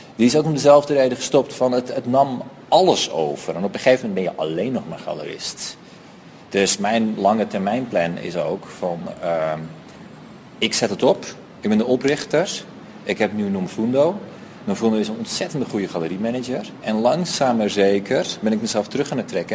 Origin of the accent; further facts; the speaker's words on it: Netherlands; moved away as an adult; now in Johannesburg, South Africa; Ik kom uit Nederland en ik ben nu ongeveer anderhalf jaar in, in Joburg.